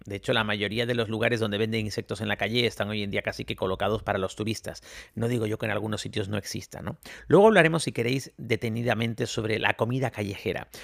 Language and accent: Spanish; Spain; yo soy de España